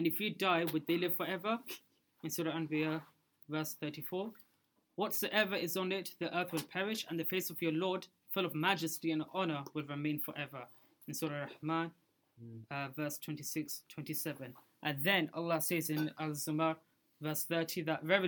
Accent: Pakistan; moved away; I'm from Pakistan

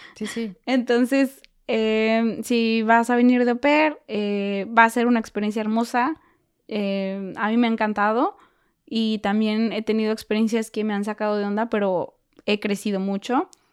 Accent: Mexico; moved away as an adult; also born or lived in United States; now in Germany; yo también soy mexicana

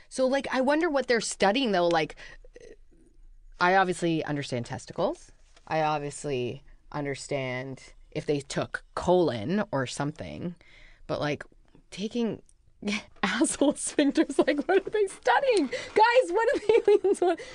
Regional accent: Vancouver, British Columbia, Canada; I'm from Vancouver, B C. I'm Canadian.

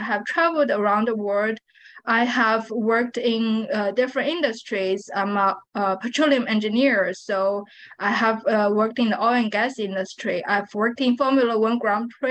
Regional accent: Shanghai, China; now in Texas, United States; I was born and raised there

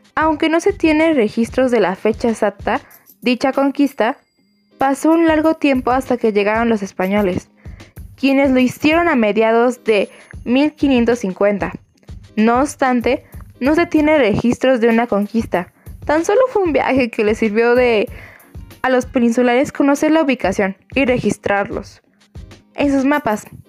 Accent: Mexico

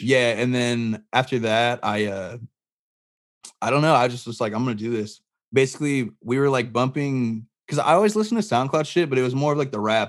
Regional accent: Barstow, California, United States; I grew up in Barstow, California

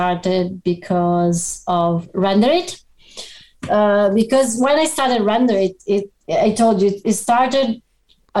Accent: Padua, Veneto, Italy; also born or lived in Abano Terme; I was born in Padua

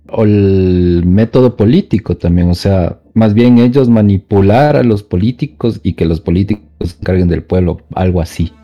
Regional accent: Quito, Pichincha, Ecuador; Soy de Quito, Ecuador

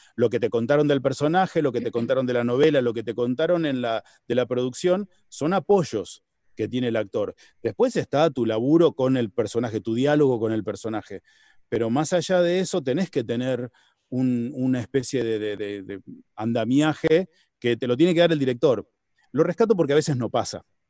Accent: Argentina; los, argentinos somos, somos italianos que hablan en español.

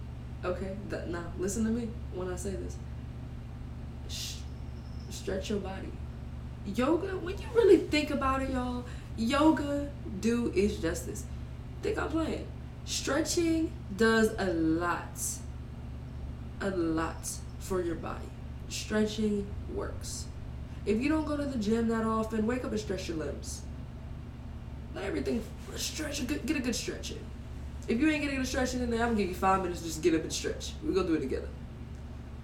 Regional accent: Louisiana, United States; I'm from Louisiana

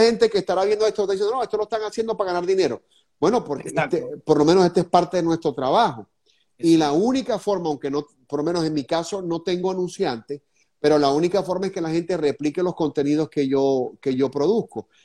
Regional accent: Venezuela; now in Florida, United States; lo hago en el sentido como venezolano

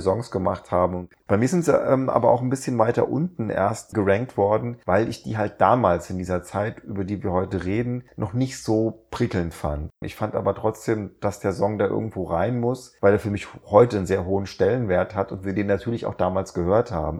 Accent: Rheinhessen, Rhineland-Palatinate, Germany; ich habe ja in Rheinhessen Abi gemacht

